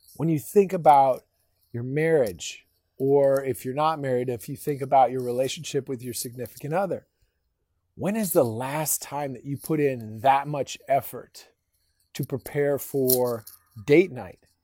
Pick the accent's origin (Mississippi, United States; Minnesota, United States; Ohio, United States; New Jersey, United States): Minnesota, United States; now in Texas, United States; I grew up in Minnesota